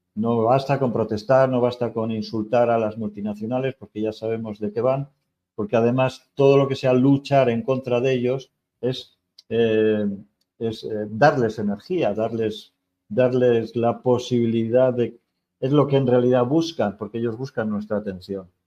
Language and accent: Spanish; Spain; moved away; soy español